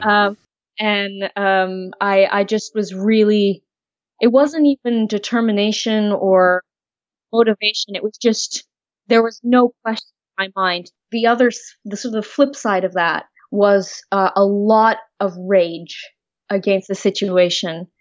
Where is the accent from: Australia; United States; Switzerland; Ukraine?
Switzerland; now in Oxford, United Kingdom; I'm from Switzerland originally